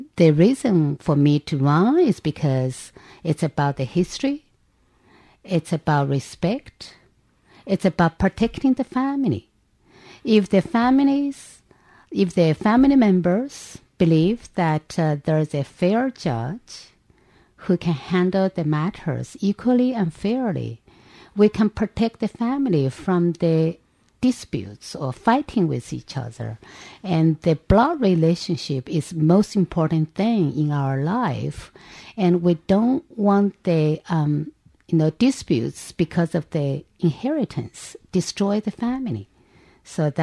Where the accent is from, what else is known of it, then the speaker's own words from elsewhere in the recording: China; moved away as an adult; now in New York City, United States; I grew up, with a modest means family. So my mom and my dad, they sacrificed a lot in order to afford me the opportunity to go to school in China